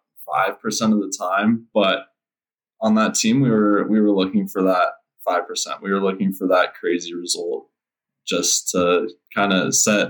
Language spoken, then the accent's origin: English; Denver, Colorado, United States; I'm from Denver, Colorado, and I race for Project Echelon Racing.